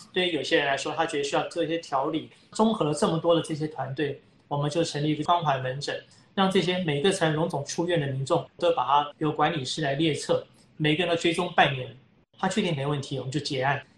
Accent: Taiwan; 我们台湾人

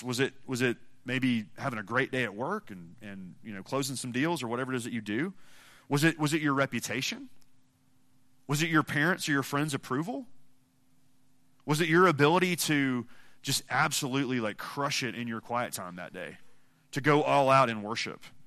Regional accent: Mississippi, United States; I'm from Mississippi.

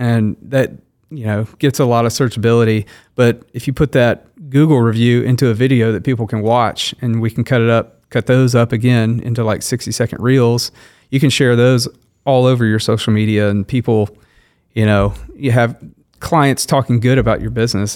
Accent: Shreveport, Louisiana, United States; moved away as an adult; now in Wichita, United States; I grew up in Shreveport, Louisiana, so I was, I was born there, lived there

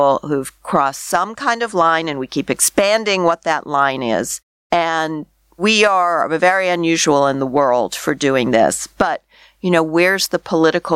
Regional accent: Canada; as a Canadian

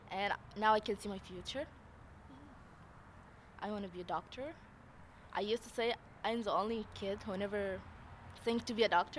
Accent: Egypt; now in Canada; I came from Egypt.

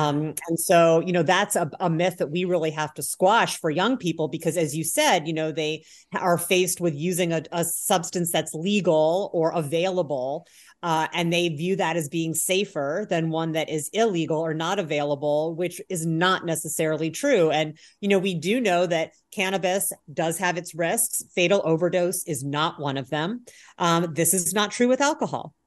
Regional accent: Indiana, United States; moved away as an adult; also born or lived in Chicago, Illinois / Berkeley, California; I grew up in Indiana

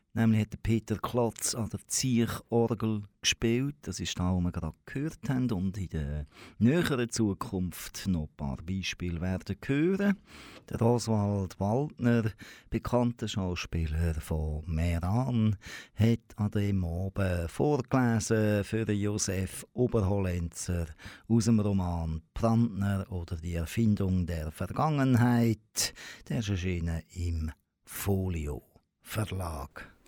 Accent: Aarau, Aargau, Switzerland; Ich komme aus Aarau

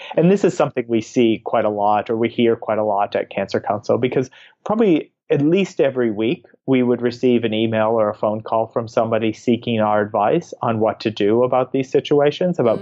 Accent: United States; now in Australia; as an American

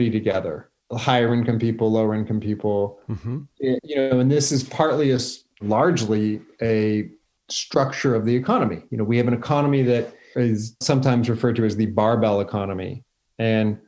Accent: San Francisco, California, United States; also born or lived in Napa Valley; I grew up in Noe Valley, so right next to the Mission

